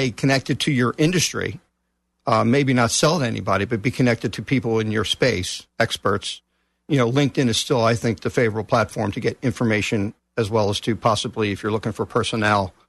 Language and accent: English; Texas, United States; moved away; also born or lived in New Jersey; I'm originally from Texas, but I lived in New Jersey for like 33 years